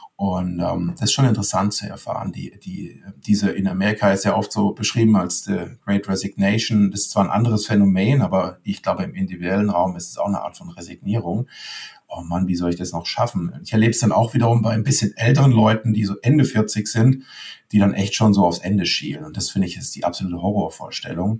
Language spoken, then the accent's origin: German; Leimen, Baden-Württemberg, Germany; Ich komme aus Leim, bin mit Boris Becker quasi door-to-door -door aufgewachsen